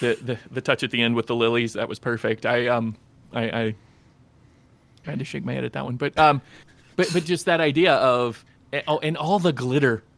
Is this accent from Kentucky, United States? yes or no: yes; Kentucky, United States; I am from Kentucky